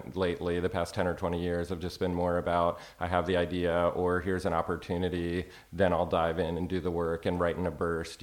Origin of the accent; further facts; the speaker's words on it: Maryland, United States; moved away as an adult; also born or lived in New York; now in Austin, United States; I went to college for a year in Florida. I'm from Maryland.